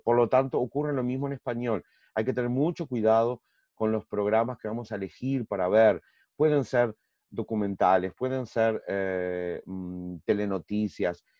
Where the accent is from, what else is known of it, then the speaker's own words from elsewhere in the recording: Uruguay; moved away as an adult; now in Brazil; soy uruguayo, graduado, en graduación en Uruguay en Derecho y aquí en Brasil también